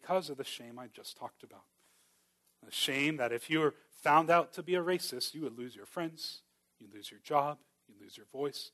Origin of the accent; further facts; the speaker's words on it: Miami, Florida, United States; moved away; I grew up in Miami